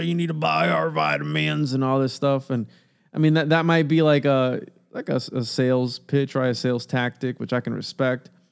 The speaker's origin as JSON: {"language": "English", "country": "Puerto Rico", "moved": "yes", "lives_now": "Florida, United States", "said": "I'm Puerto Rican"}